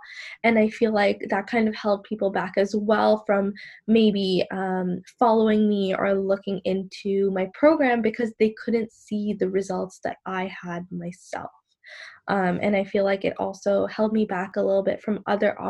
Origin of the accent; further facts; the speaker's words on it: Sri Lanka; I'm from Sri Lanka, but I am Muslim and I do wear the hijab